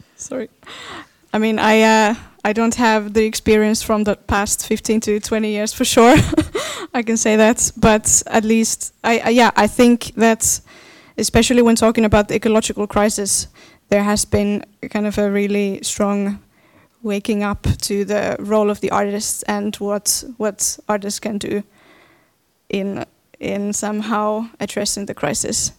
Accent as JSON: {"language": "English", "country": "Finland", "said": "I am from Finland, and I am a dance artist"}